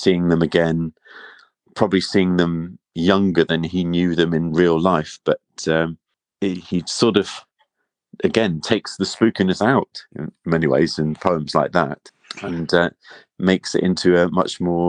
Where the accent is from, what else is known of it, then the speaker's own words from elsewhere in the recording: East Devon, South West England, United Kingdom; where I grew up in East Devon, there's loads of history and fascinating things. There was a battle site just really near to our village